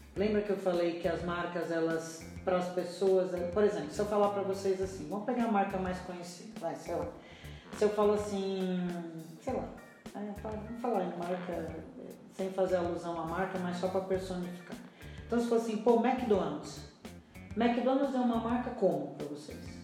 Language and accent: Portuguese; Brazil; eu sou muito brasileira